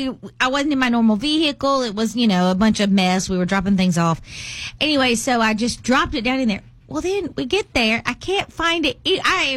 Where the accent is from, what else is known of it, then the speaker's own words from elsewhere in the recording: Mississippi, United States; All right, so I'm from Mississippi